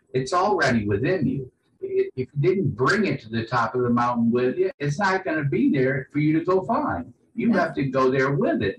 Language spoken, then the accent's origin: English; New Orleans, Louisiana, United States; I grew up in New Orleans, a port city during the 70s